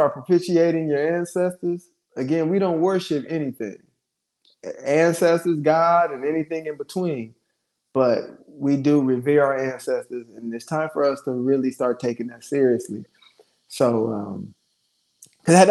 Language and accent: English; Ohio, United States; my father ended up being, you know, from my hometown and meet my mother and the whole nine in Ohio.